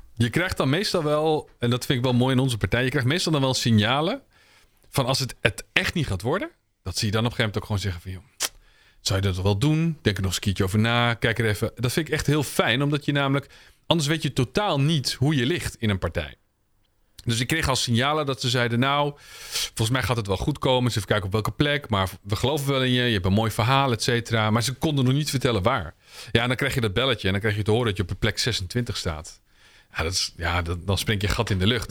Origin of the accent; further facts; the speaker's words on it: Utrecht, Netherlands; Ik ben geboren in Utrecht en opgegroeid in een achterstandswijk.